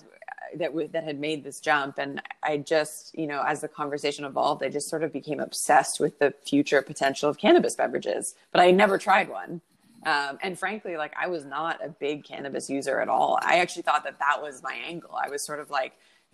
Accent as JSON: {"language": "English", "country": "Canada", "also_born_or_lived": "Toronto", "said": "I'm Canadian, and I am living in Toronto at the moment"}